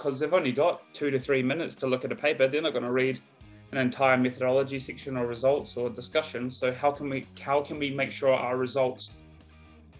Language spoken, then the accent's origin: English; Christchurch, Canterbury, New Zealand; moved away as an adult; also born or lived in Dunedin, New Zealand / Wollongong, Australia; now in Brisbane, Australia; originally I'm from Aotearoa, or what we'd call in English, New Zealand. So I was from Christchurch, New Zealand growing up